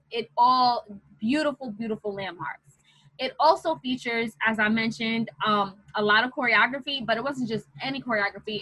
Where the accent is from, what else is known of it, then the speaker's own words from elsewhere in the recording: New York City, New York, United States; growing up in New York City, where I grew up around a lot of Caribbean black folks